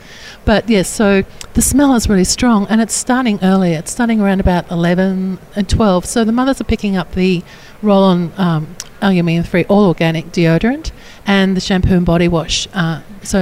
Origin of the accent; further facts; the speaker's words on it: Australia; I come from Australia